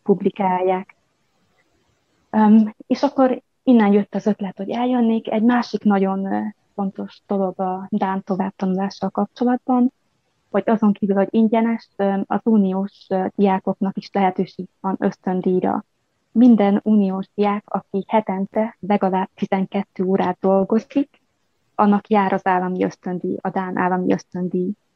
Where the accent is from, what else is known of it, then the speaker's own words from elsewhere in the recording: Telečka, Vojvodina, Serbia; moved away as an adult; also born or lived in Subotica, Serbia / Novi Sad, Serbia / United States / Budapest, Hungary; now in Horsens, Denmark; Vajdaságból, Nyugat-Bácskából származom. Egy bács, a falunak a neve Bácsgyula falva, Telecska. Itt nőttem fel